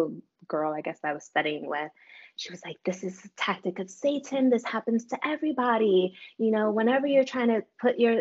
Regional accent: New York City, New York, United States; I'm from New York City. We have a reputation of being standoffish for a reason.

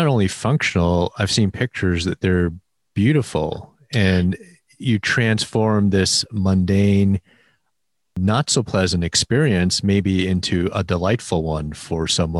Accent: Chicago, Illinois, United States; I'm from Chicago too.

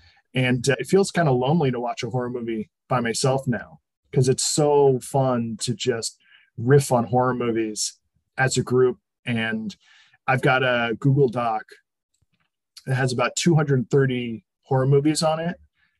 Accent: New England, United States; You know, growing up in New England, I'm accustomed to a certain level of breathtaking fall splendor.

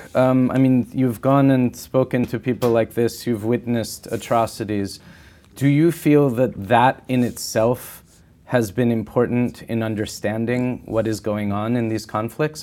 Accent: United States; as an American in this time in my country

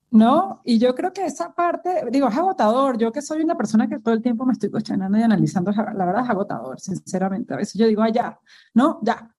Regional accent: Venezuela; moved away as an adult; now in Mexico; yo crecí en un entorno súper tradicional, ¿no? En Venezuela

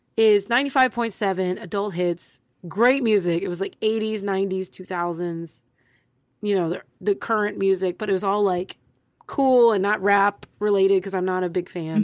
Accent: Texas, United States; I'm from Texas. I live in Texas.

